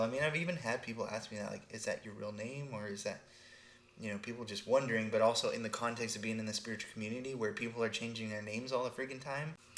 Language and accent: English; Texas, United States; I grew up in Texas